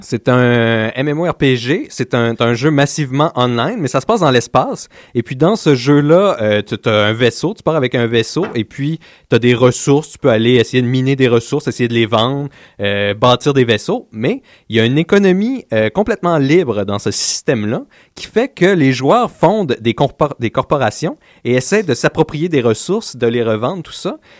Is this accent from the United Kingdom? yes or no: no; Laval, Quebec, Canada; on vient de Laval